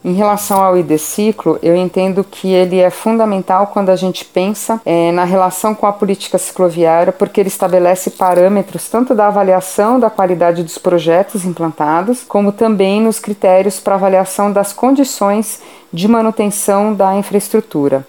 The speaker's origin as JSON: {"language": "Portuguese", "region": "São Paulo", "country": "Brazil", "said": "eu sou da cidade de São Paulo"}